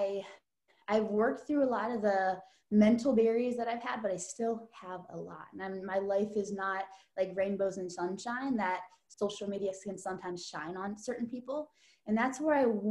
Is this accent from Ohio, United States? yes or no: yes; Canton, Ohio, United States; moved away as an adult; now in Columbus, United States; I'm from Canton, Ohio. So just 2 hours north of where we live at in Columbus now